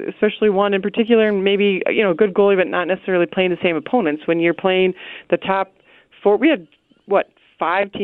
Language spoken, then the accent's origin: English; New York City, New York, United States; I'm a New Yorker, right? Like, I was born in Queens